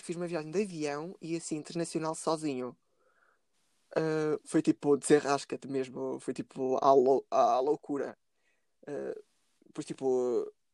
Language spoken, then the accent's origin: Portuguese; Bragança, Norte, Portugal; Eu sou de Bragança